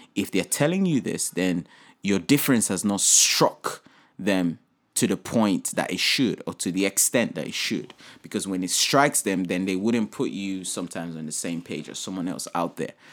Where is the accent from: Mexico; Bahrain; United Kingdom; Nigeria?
Nigeria; my home country here, Nigeria